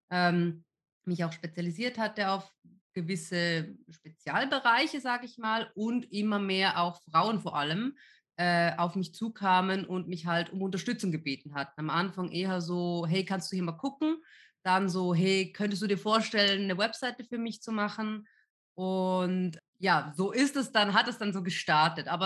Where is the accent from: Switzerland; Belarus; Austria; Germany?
Switzerland; ich komme ja ursprünglich aus der Schweiz, ja, ähm, weil das damals vor allem auch bei uns auf dem Land so ein mega neues Thema war